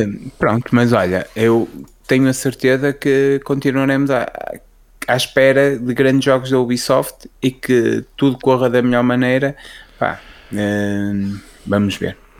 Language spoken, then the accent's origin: Portuguese; Portugal; celebra-se na minha cidade natal FAF eh, as festas, as feiras francas, que é o feriado municipal